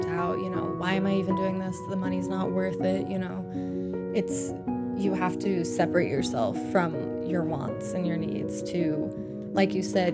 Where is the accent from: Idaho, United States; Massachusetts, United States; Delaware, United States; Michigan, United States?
Idaho, United States; also born or lived in Spokane, Washington; I originally grew up in Spokane, Washington, and then moved to Idaho around the age of 9. And then from 9 to 18, I went to high school and junior high and all of that in Idaho